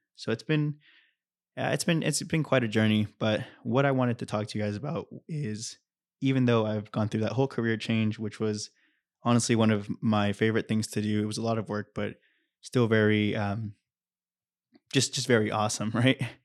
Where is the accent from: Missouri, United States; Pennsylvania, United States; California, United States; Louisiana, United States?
California, United States; Anaheim; also born or lived in Santa Barbara; I was born and raised in Orange County, in Anaheim